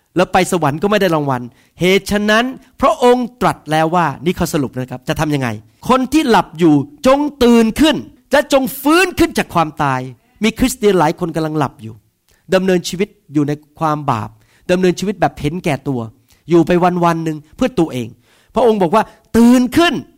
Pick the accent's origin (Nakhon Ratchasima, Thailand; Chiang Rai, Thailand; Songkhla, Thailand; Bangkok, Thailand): Bangkok, Thailand; also born or lived in Northern Thailand; ผมโตที่กรุงเทพนะครับ แต่เคยไปอยู่ที่ทางภาคเหนือ